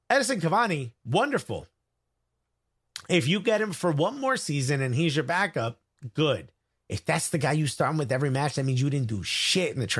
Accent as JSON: {"language": "English", "town": "Manchester", "region": "North West England", "country": "United Kingdom", "said": "So I come from Manchester. I'm a Manc, i.e., citizen."}